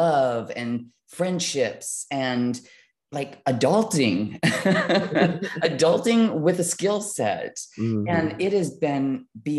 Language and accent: English; Midwest, United States; growing up in the Midwest in a semi low income family